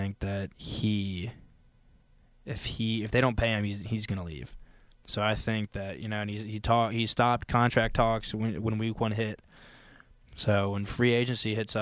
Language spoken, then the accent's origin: English; Richmond, Virginia, United States; So I'm from Richmond, Virginia.